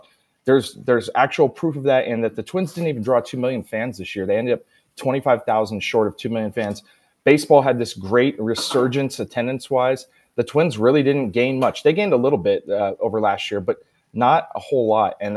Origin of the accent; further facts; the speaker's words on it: Northern California, United States; moved away; growing up in NorCal